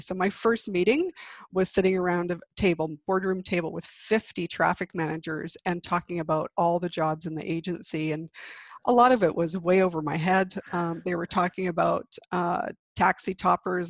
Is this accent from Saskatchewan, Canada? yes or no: no; Victoria, British Columbia, Canada; also born or lived in Vancouver / Calgary / New York; I grew up in Victoria